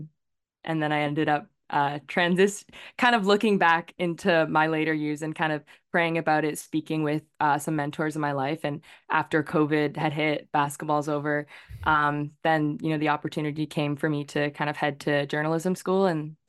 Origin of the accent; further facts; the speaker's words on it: Victoria, British Columbia, Canada; Yeah, so I was born and raised in Victoria, BC. So I'm a West Coast island person. I'm actually here visiting family right now.